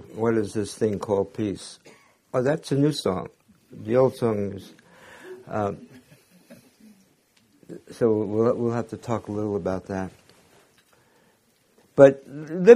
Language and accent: English; New York City, New York, United States; I was born in Brooklyn, Jewish parents